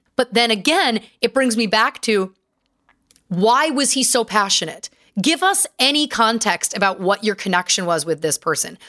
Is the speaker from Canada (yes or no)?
yes; Canada; I'm Canadian and we're humble folk